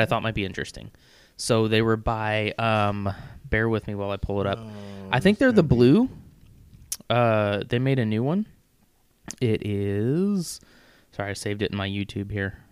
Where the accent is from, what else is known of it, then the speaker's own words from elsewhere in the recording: Missouri, United States; moved away; I grew up in in Missouri